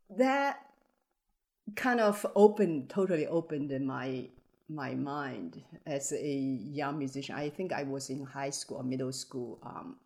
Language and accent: English; Hangzhou, Zhejiang, China; English is a second language; now in San Diego, United States; my hometown, Hangzhou